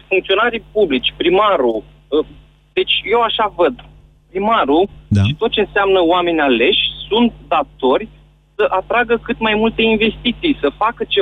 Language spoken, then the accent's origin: Romanian; Iași, Iași County, Romania; eu sunt din Iași